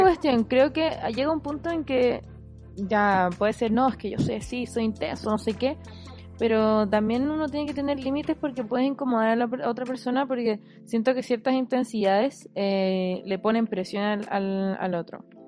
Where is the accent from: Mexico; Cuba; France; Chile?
Chile; Santiago, Santiago Metropolitan Region; uno vive el invierno como santiaguino